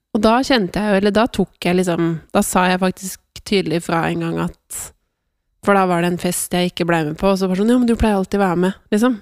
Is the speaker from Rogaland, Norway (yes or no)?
no; Sørumsand, Akershus, Norway; Jeg kommer fra Sørumsand